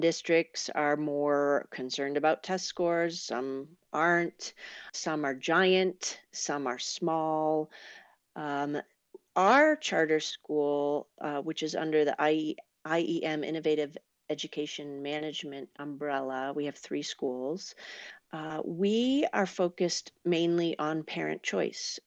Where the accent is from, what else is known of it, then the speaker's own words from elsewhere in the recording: Boston, Massachusetts, United States; moved away as an adult; also born or lived in Vermont / Sacramento area, California; now in California, United States; I grew up in Boston, and then I went to school in Vermont